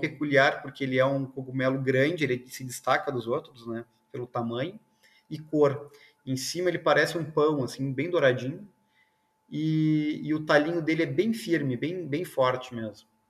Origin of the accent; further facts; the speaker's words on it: South Region, Brazil; eu sou do sul aqui